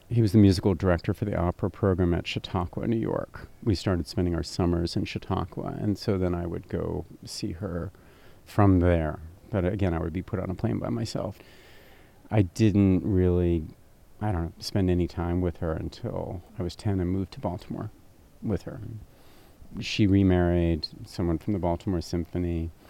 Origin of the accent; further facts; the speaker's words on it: Berlin, Germany; also born or lived in Stuttgart; I was born in Stuttgart and quickly moved to Berlin right after I was born.